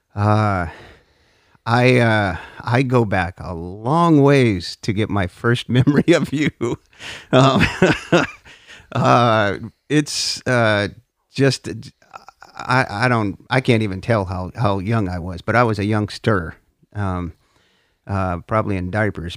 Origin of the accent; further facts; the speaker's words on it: North Dakota, United States; I grew up in North Dakota